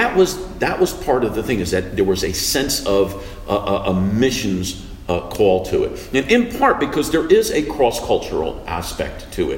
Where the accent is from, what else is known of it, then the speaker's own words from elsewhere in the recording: Bloomfield, New Jersey, United States; also born or lived in Newark; I grew up not far from here. I grew up in Bloomfield, maybe about 4 or so miles away from here. Mm. Of course, my family has roots here in Newark.